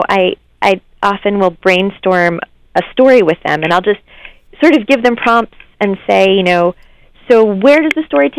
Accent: New York, United States; I grew up just outside of New York City

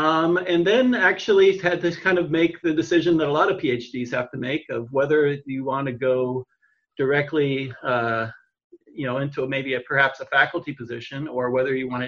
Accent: San Jose, California, United States; I grew up in the Bay Area, San Jose.

